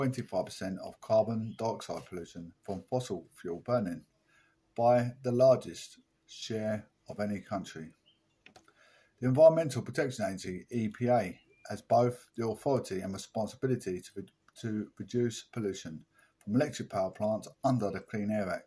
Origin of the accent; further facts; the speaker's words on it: Essex, East of England, United Kingdom; We're from Essex.